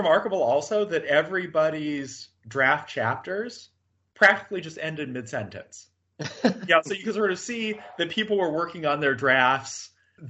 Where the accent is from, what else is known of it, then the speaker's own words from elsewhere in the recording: Orange County, Southern California, United States; moved away as an adult; now in St Andrews, United Kingdom; I grew up in Southern California